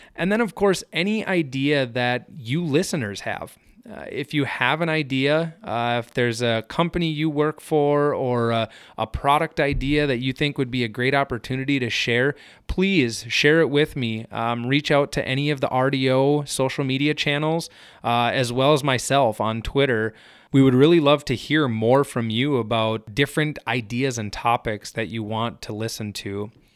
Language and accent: English; Hector, Minnesota, United States; moved away as an adult; now in Fargo-Moorhead area, United States; I grew up in Hector, Minnesota, which is a smaller town in south central Minnesota